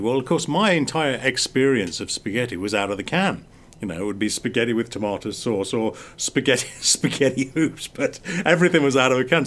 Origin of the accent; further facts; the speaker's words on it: England, United Kingdom; when we were growing up in England, we were so isolated